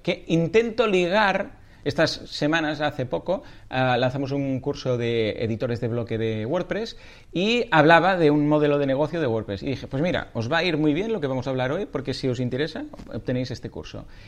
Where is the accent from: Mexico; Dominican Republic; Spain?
Spain; Catalonia; soy muy catalán